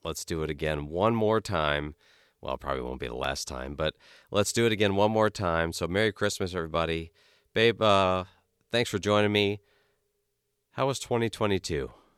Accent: Key West, Florida, United States; moved away; I grew up partially in Key West

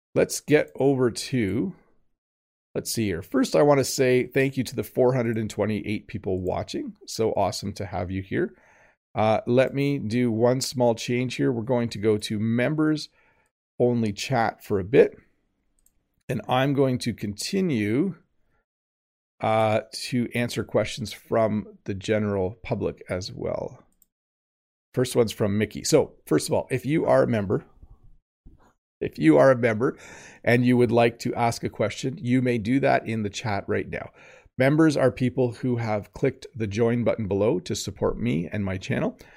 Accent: Canada; as a Canadian

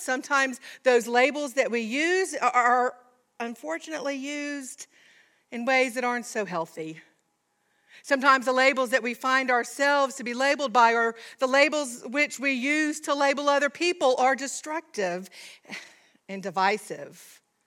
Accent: Georgia, United States; I'm a Southerner, a Georgian, to be more specific, from a small town.

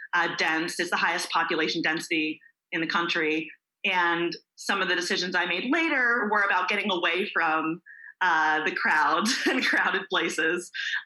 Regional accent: Hazlet, New Jersey, United States; moved away; also born or lived in New York City; So I grew up on the East Coast. My hometown was Hazlet, New Jersey. It's a working class suburb. I'm New Jersey about an hour by train from New York and 15 minutes by car from the northernmost New Jersey beach, which is Sandy

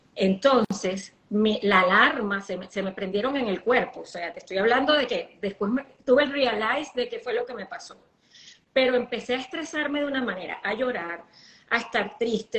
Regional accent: Venezuela; accent: caraqueña; now in United States; Yo soy como una arepa, o sea, más criolla imposible. Yo todos los días hablo como un venezolano, todos los días

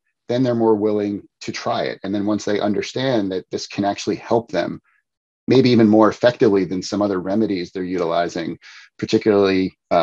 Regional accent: outside Philadelphia, Pennsylvania, United States; moved away; also born or lived in New Jersey; I grew up outside Philadelphia.

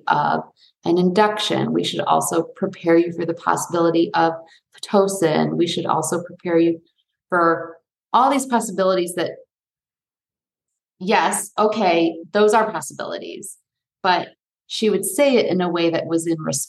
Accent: Detroit, Michigan, United States; moved away; also born or lived in New York / California; I grew up outside of Detroit

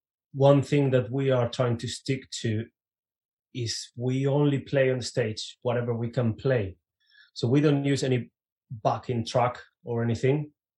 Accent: Reading, South East England, United Kingdom; we were from the not very Viking town of Reading.

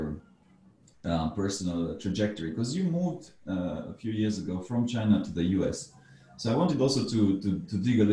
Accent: Romania; moved away; I come from Romania originally

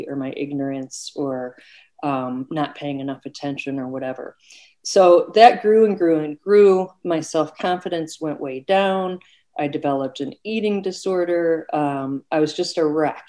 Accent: Oak Park, Illinois, United States; also born or lived in California; when I was 1 year old, my parents drove to Oak Park, Illinois. And that's really where I had my growing up years

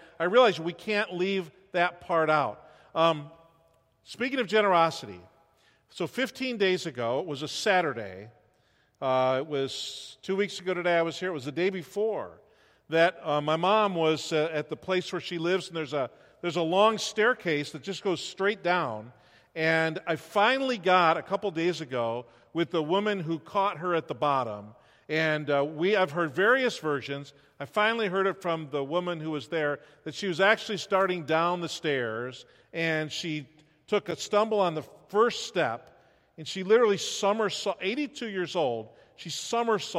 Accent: New York, United States; moved away as an adult; now in Iowa, United States; we grew up in New York, all of our families in New York, but we can live 50 weeks in Iowa out of the year

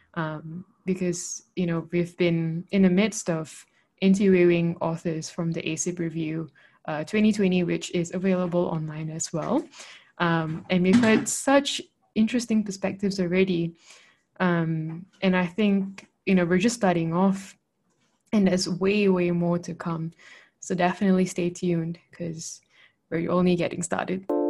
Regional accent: Malaysia; moved away as an adult; also born or lived in Australia; I'm originally from Malaysia

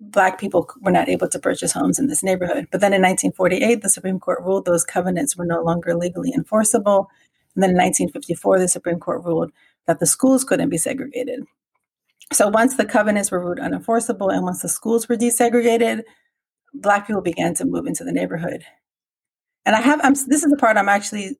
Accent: Washington, District of Columbia, United States; moved away as an adult; also born or lived in Kansas; now in Merced, United States; I'm originally from Washington, D.C. I graduated high school in 1991, just to give you a context of the time period that I grew up

